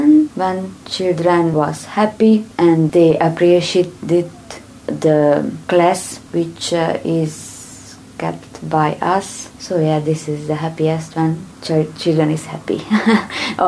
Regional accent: Transylvania, Romania; English is a second language; moved away as an adult; also born or lived in Debrecen, Hungary; now in Hungary; I am from Romania, from Transylvania.

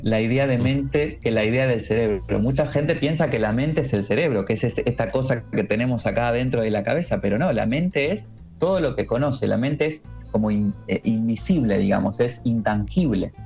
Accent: Argentina; now in Murcia, Spain; yo soy argentino, que yo vivo en Murcia

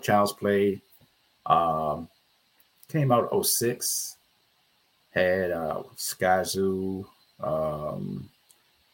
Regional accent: Richmond, Virginia, United States; I'm from Richmond, Virginia

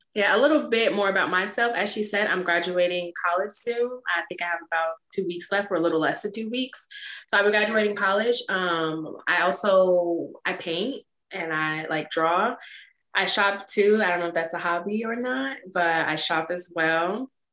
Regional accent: Chicago, Illinois, United States; now in Phoenix, United States; I'm originally from Chicago, Illinois, but I now live in Phoenix

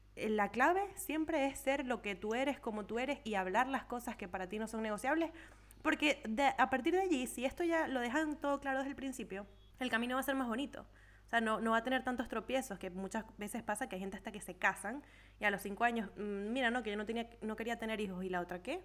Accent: Venezuela; now in Europe; todos somos de Venezuela

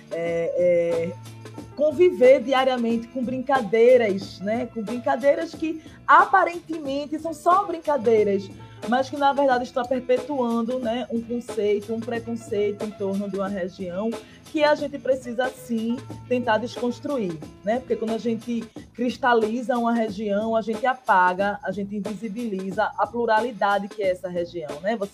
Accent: Northeast Region, Brazil; accent: Northeastern Brazilian; A gente fala com o nosso sotaque aqui no Nordeste

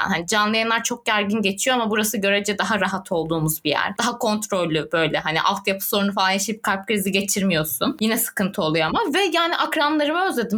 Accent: Turkey; moved away; also born or lived in Adana / Antakya; Çünkü Adana'da orada burada Antakya'da büyüdüm.

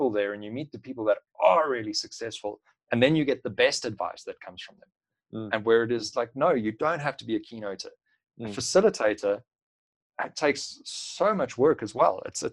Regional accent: South Africa; a South African

